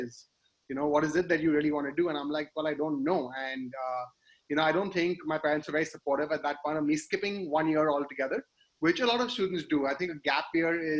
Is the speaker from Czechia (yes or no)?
no; Kolkata, West Bengal, India; I grew up in Calcutta. I did my schooling there.